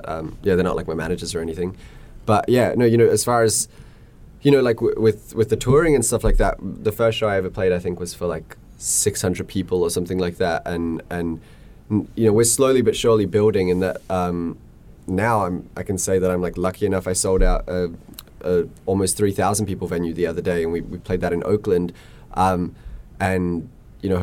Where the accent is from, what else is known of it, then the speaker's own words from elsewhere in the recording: Australia; I'm Australian.